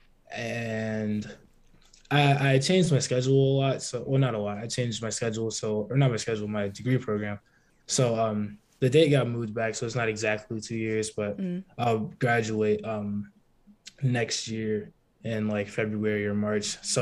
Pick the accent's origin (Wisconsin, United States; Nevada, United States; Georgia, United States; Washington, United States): Nevada, United States; Las Vegas; moved away as an adult; now in Florida, United States; I'm from Vegas originally. So, I mean, moving to Florida was just exciting.